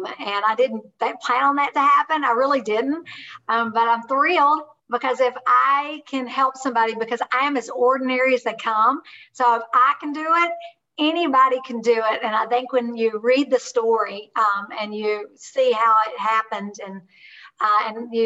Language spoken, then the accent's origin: English; Kentucky, United States; I am a hillbilly from Kentucky.